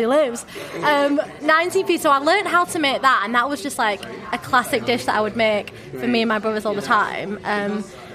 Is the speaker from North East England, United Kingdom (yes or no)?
no; Accrington, North West England, United Kingdom; accent: northern; moved away as an adult; this is in Accrington. So the village that we lived in was Huncourt, and literally I was the only non-white person in that primary school